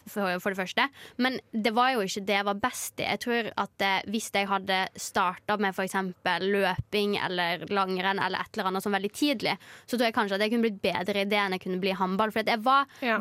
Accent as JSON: {"language": "Norwegian", "town": "Førde", "region": "Vestland", "country": "Norway", "tie": "born or raised there", "said": "så fikk vi en ny trener som òg trente damelaget hjemme i Førde"}